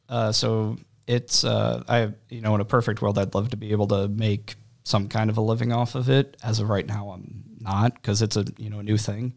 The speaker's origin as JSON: {"language": "English", "town": "Waterloo", "region": "Illinois", "country": "United States", "tie": "born or raised there", "moved": "yes", "lives_now": "Collinsville, United States", "said": "I am, I guess, originally from Monroe County. Uh, parents are Dad went to Waterloo, my mom went to Jubbo. I lived in Waterloo until, uh, two thousand"}